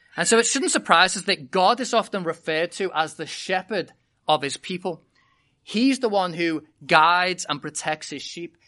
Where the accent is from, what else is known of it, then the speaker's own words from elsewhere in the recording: United Kingdom; moved away as an adult; I was born and bred in Britain